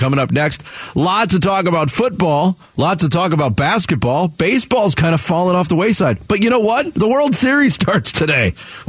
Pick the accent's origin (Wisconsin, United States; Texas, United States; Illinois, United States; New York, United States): New York, United States; moved away; growing up in New York